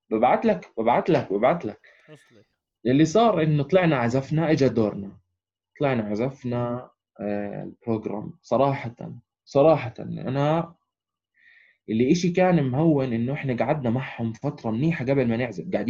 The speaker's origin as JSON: {"language": "Arabic", "town": "Amman", "region": "Amman Governorate", "country": "Jordan", "said": "احنا اجينا من عمان الناس الوحيدين طبعا من الميدل ايست احنا"}